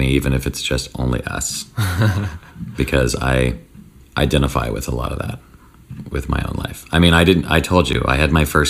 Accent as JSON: {"language": "English", "town": "Nashville", "region": "Tennessee", "country": "United States", "tie": "born or raised there", "moved": "yes", "lives_now": "Los Angeles, United States", "said": "where I'm from the South, it's scary just because you're raised that it's evil. And so even though like my city in Nashville had gay bars"}